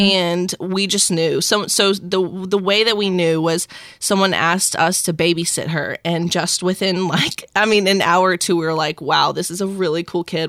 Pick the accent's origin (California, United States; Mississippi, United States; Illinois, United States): Mississippi, United States; South; now in Tampa, United States; I was born and raised in South Mississippi